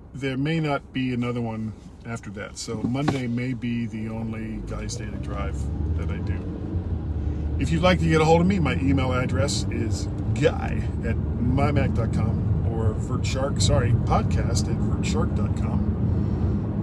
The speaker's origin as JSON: {"language": "English", "town": "Fort Lauderdale", "region": "Florida", "country": "United States", "tie": "born or raised there", "said": "I grew up in in Fort Lauderdale, that was a brick home"}